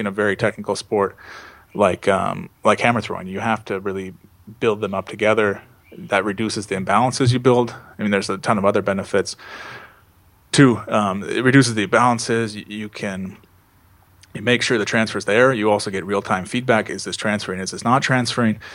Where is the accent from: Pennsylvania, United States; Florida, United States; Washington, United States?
Washington, United States; Seattle; I'm from Seattle, which is you know right near the border in Northwest uh, United States